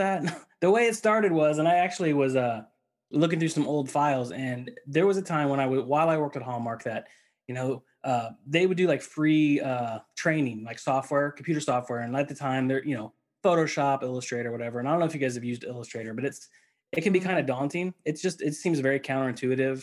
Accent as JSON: {"language": "English", "region": "Missouri", "country": "United States", "tie": "born or raised there", "said": "I grew up in the Midwest, in Missouri"}